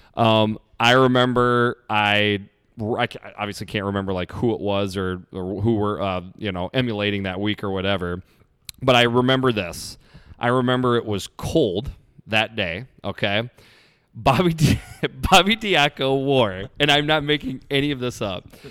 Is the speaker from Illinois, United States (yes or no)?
no; Iowa, United States; I'm from Iowa